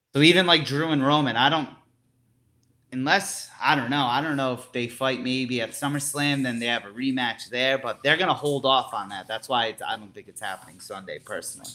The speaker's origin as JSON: {"language": "English", "town": "Providence", "region": "Rhode Island", "country": "United States", "tie": "born or raised there", "said": "Providence, Rhode Island. You know, my hometown"}